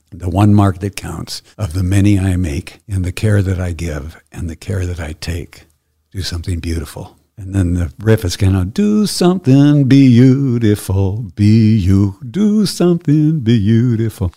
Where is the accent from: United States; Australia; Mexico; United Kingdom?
United States; Midwest; I grew up in the Midwest, in the middle of uh, Turtle Island